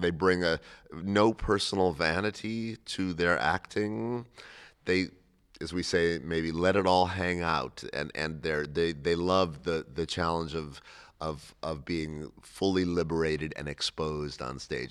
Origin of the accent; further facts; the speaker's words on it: Cleveland, Ohio, United States; I grew up in Cleveland, Ohio.